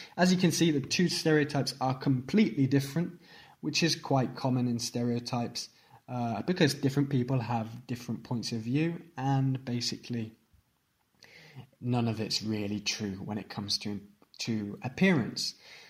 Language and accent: English; England, United Kingdom; moved away as an adult; also born or lived in Spain / Portugal / Italy; I was brought up in England, I was raised in England, and also having an outside opinion a little bit, having lived in other countries